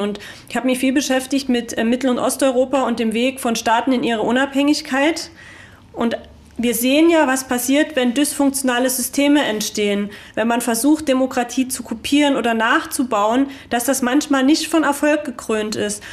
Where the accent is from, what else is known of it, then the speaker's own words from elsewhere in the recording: Görlitz, Saxony, Germany; ich bin halt aus Görlitz